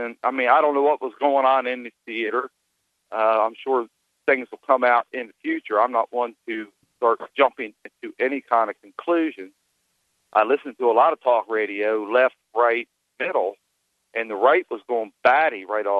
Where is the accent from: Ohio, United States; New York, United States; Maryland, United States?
Maryland, United States; now in Northern Michigan, United States; Yeah, I'm calling you from Northern Michigan. I'm formerly from Maryland. The reason that I called was because you had a feller by the name of Glenn on a little while ago, and he seemed to carry the mentality of Maryland that actually made me want to leave the state.